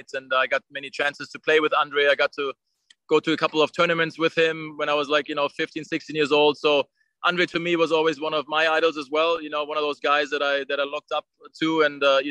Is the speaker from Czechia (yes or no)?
no; Germany; for a German player growing up in Germany.